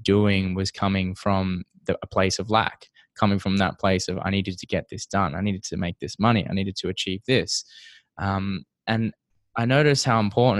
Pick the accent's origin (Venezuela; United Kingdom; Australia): Australia; Perth, Western Australia; now in Toronto, Canada; I'm from Perth, Western Australia, which is quite a small city compared to where I am now, which is Toronto